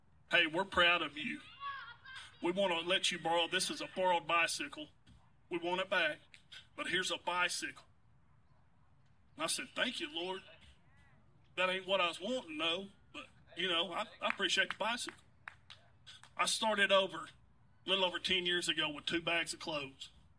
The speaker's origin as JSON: {"language": "English", "town": "Muskogee", "region": "Oklahoma", "country": "United States", "said": "We're both from Muskogee, Oklahoma"}